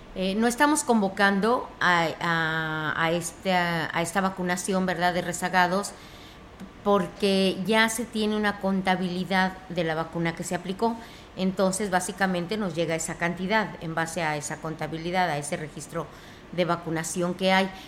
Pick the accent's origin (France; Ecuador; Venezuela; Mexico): Mexico